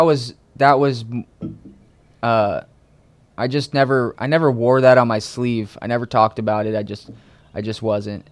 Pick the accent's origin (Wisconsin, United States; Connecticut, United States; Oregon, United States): Connecticut, United States; also born or lived in New England / Orange County, California; now in California, United States; I grew up on the East Coast in a small town, um, kind of all over New England, but mainly uh, as I was a kid in Connecticut